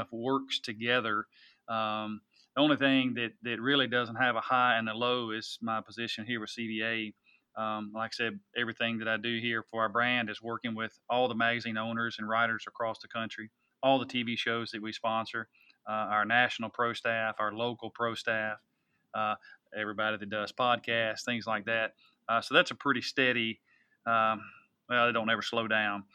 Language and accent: English; Tennessee, United States; which is what I grew up utilizing here in Tennessee